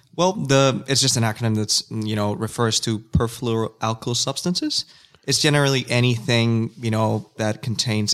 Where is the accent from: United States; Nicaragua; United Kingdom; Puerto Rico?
Nicaragua; first language Spanish; English is a second language; now in Australia; I am from a country called Nicaragua